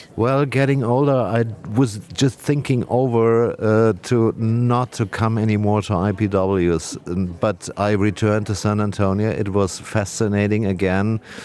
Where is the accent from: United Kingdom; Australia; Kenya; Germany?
Germany; English is a second language; my home country, Germany